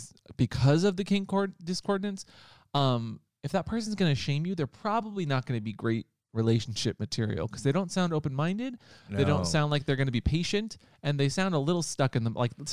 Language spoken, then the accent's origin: English; Seattle, Washington, United States; I'm from Seattle and I have both done porn